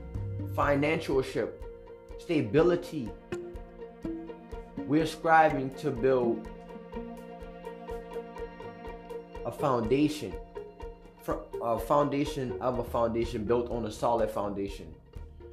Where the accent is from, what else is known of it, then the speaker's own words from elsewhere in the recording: United States; I'm an American